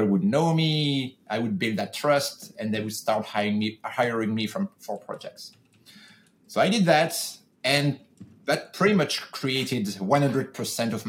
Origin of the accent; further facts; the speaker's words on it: France; moved away as an adult; now in California, United States; I'm originally from France, and the job that I had that I'm talking about were in France. When I decided to go solo, I moved to the US